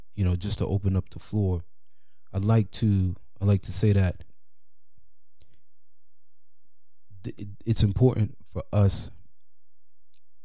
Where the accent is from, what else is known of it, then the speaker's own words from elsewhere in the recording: New York City, New York, United States; growing up in New York City, especially in the 90s